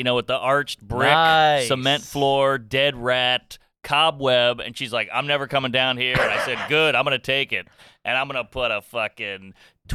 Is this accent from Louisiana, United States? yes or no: yes; New Orleans, Louisiana, United States; now in New York, United States; I'm from New Orleans, right. Which is like, you know, everybody's a little French there